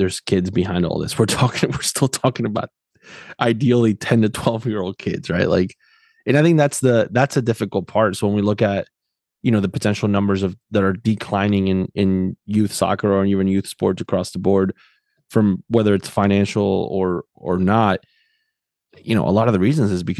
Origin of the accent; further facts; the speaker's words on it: South Florida, United States; moved away as an adult; also born or lived in Tennessee; I grew up in South Florida, then lived shortly in Tennessee, and now I've been in this part of the country for the last 8 years.